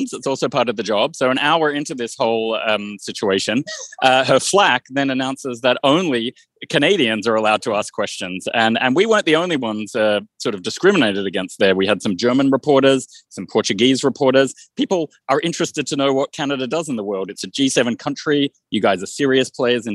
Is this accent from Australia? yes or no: yes; Australia; moved away; my home country of Australia